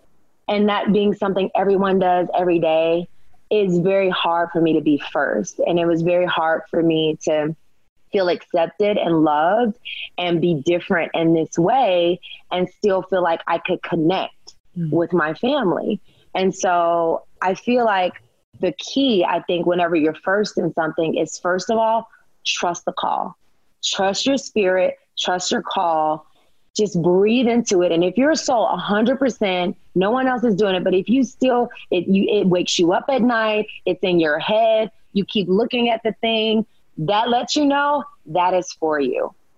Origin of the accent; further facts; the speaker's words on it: the South, United States; I was raised in the South. Look, we ate, you know, pork and bacon and chitlins and all the things.